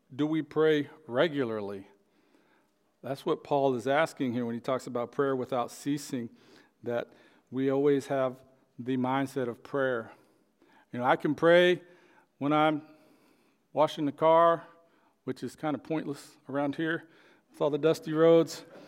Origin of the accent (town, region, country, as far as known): Oklahoma, United States; born or raised there